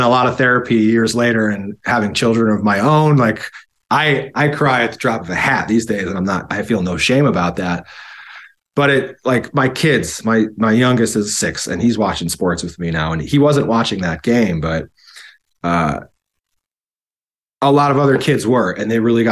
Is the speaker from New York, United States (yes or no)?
yes; Buffalo, New York, United States; moved away as an adult; also born or lived in Kissimmee, Florida / San Diego, California; I'm born and raised, and I was raised in Buffalo